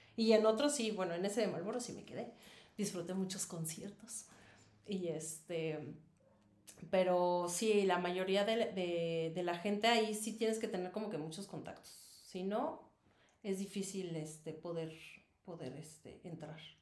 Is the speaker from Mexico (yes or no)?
yes; Mexico City, Mexico; moved away as an adult; now in Querétaro, Mexico; yo soy de la Ciudad de México